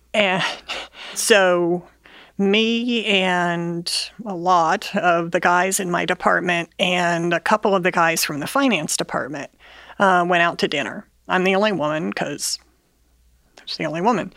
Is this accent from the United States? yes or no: yes; Bellefontaine, Ohio, United States; I grew up in Bell Fountain, Ohio